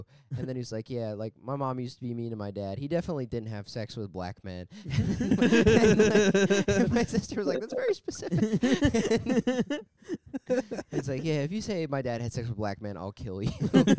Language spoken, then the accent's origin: English; the South, United States; now in New York, United States; I grew up in the South.